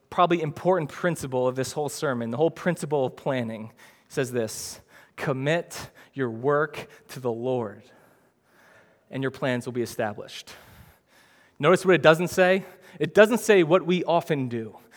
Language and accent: English; New Jersey, United States; I know I shouldn't talk like that, but I'm from Jersey, man. And that's how we talk in Jersey. So, yeah, it's not the best, but I mean, I'm from this neighborhood, I'm from this city, this is how I talk.